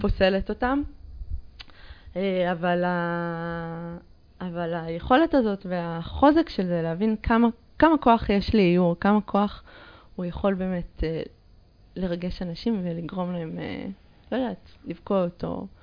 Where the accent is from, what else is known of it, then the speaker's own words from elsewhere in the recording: Jerusalem, Jerusalem District, Israel; שגדלתי בה, אני מאוד ירושלמית, כאילו, ב... אני נולדתי שם, אני למדתי שם